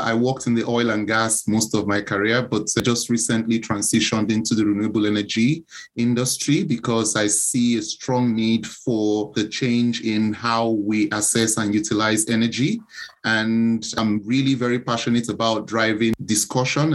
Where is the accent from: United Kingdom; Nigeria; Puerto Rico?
Nigeria; Lagos; So I was born in Nigeria. It's in a small city called Lagos in the West African coasts. And I had my early education also in Nigeria.